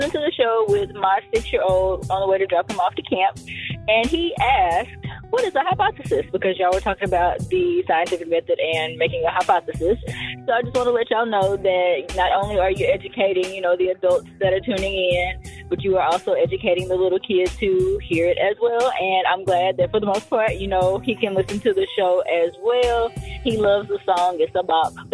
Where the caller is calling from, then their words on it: Texas, United States; I'm calling from Texas, and I want to share what I've learned this week